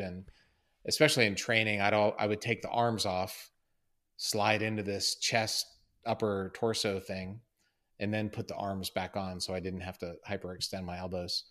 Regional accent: Columbia, Maryland, United States; I'm from Maryland, from Columbia, Maryland

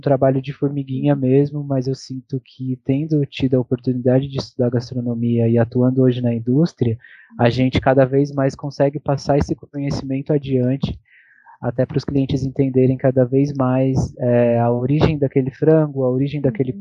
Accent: Campos do Jordão, São Paulo, Brazil; moved away; eu tive que voltar para Campos do Jordão, que é a minha cidade natal

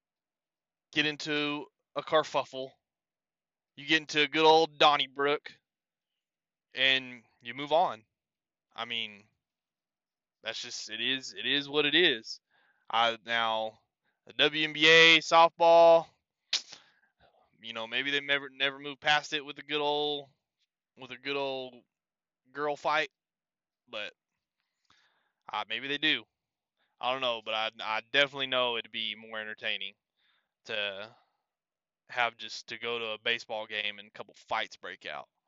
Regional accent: Lubbock, Texas, United States; we're from Lubbock

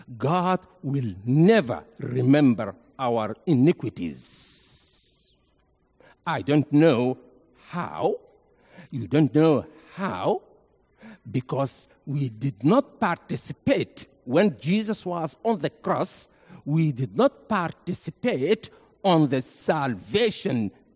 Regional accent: Nuba Mountains, South Kordofan, Sudan; also born or lived in Egypt; now in Memphis, United States; I came from Nuba Mountains in Sudan.

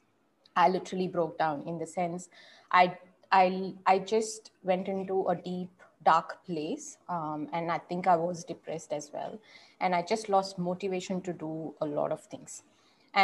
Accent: Bangalore, Karnataka, India; So I'm from Bangalore

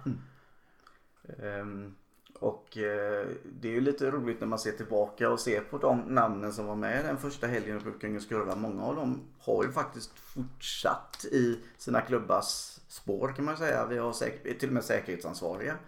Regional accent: Gothenburg, Västra Götaland, Sweden; en som göteborgare

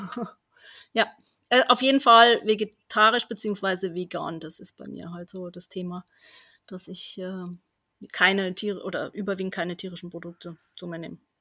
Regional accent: Germany; da bin ich ja aufgewachsen in Heiner, in einem kleinen Dorf.

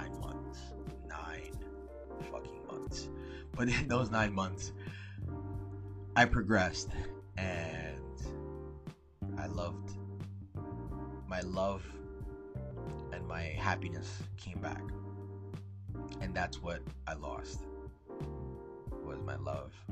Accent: New Jersey, United States; also born or lived in Florida; I was from Jersey because of my accent

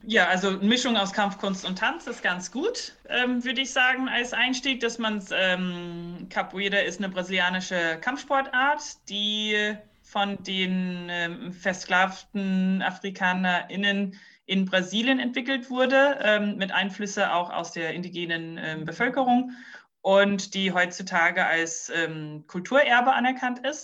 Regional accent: New Zealand; also born or lived in Brazil / Heidelberg, Germany; now in Germany; ich bin selber nicht äh, aus Deutschland, ich bin in Neuseeland aufgewachsen

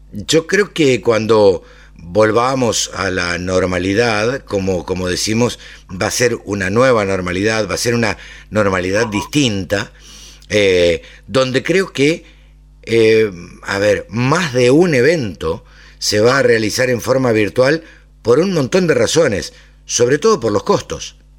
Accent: Maipú, Buenos Aires Province, Argentina; now in Greater Buenos Aires, Argentina; nací en Maipú, me crié en Maipú

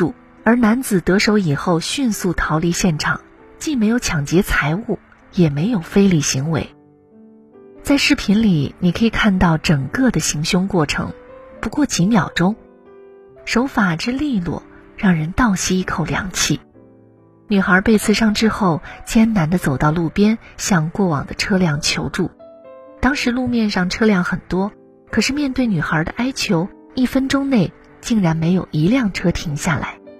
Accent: Changsha, Hunan, China; 前天晚上，在我老家长沙发生了一件让人震惊的事儿。

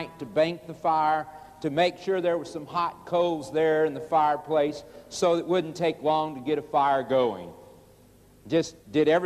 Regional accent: Oklahoma, United States; also born or lived in Chicago, Illinois; As a boy of 9 years old, we moved from Chicago, Illinois, to Oklahoma. Moved out on the farm

